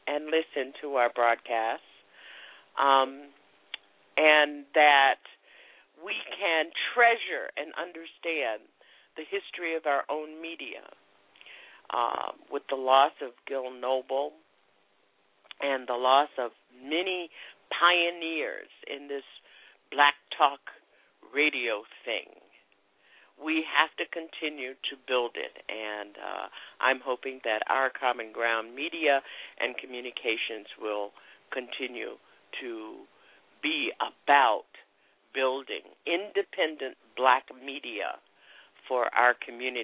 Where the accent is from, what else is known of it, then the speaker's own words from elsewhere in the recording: the Jim Crow South, United States; I grew up in Jim Crow, in the Jim Crow South